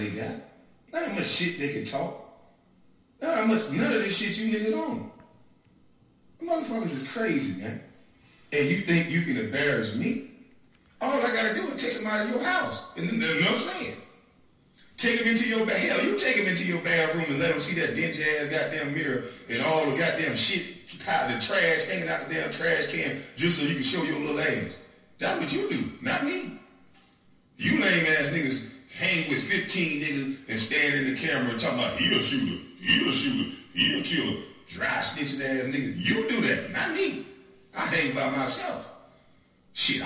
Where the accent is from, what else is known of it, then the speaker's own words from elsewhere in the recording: Brunswick, Georgia, United States; I'm from Dixville, Georgia